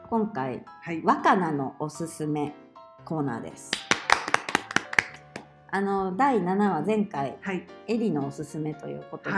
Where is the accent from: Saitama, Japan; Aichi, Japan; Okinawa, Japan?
Aichi, Japan; 私愛知県出身なので